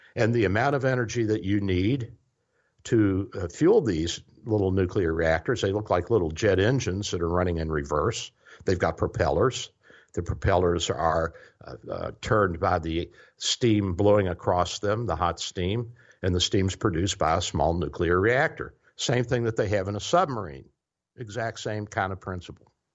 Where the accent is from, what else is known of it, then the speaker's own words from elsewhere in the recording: Louisville, Kentucky, United States; moved away; also born or lived in Tennessee; I grew up in Louisville